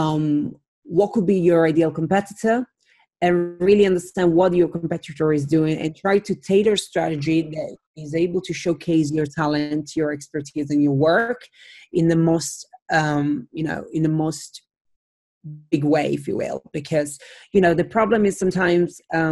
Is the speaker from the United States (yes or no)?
no; Italy; now in London, United Kingdom; I am originally from Italy, but I live in London.